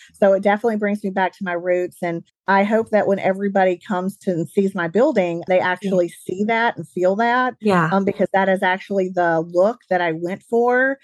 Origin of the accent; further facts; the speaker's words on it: Alabama, United States; accent: Southern; moved away as an adult; also born or lived in Birmingham, Alabama; now in St. Louis, United States; I grew up in the South, as you guys can probably tell from my accent. I grew up in Alabama